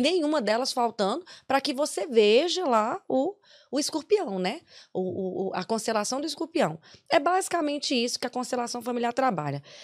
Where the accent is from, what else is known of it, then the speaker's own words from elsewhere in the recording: Brazil; moved away as an adult; now in Ireland; nós viemos do Brasil para cá